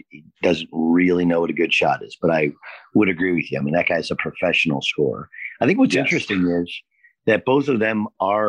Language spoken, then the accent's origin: English; near Long Beach, California, United States; Summer League was in Long Beach, which is close to where I grew up.